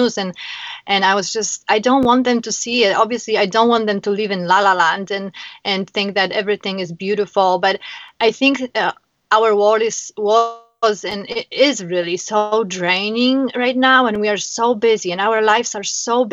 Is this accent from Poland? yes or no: yes; Warsaw, Masovian Voivodeship, Poland; moved away as an adult; now in Chicago, United States; I am originally from Poland, Warsaw. I came to America in 2006.